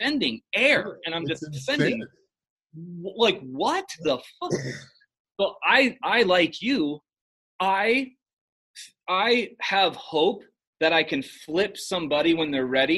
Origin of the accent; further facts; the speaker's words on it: Chicago, Illinois, United States; this dipshit from Chicago